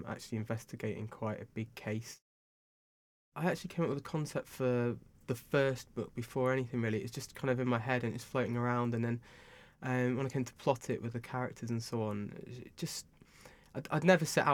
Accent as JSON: {"language": "English", "town": "Bath", "region": "South West England", "country": "United Kingdom", "tie": "born or raised there", "said": "Bath, my hometown, which is very nice down here"}